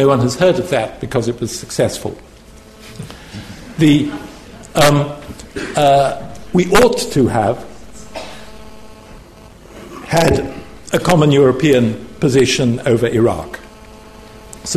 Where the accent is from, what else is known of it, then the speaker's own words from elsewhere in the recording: United Kingdom; speaking as a Brit